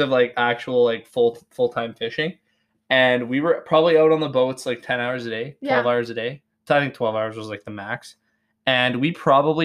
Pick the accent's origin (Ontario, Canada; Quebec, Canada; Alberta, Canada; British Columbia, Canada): Alberta, Canada; an hour north of Calgary; an hour north of Calgary.